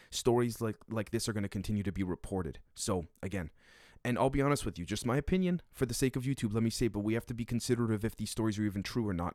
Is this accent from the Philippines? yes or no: no; Canada; as a Canadian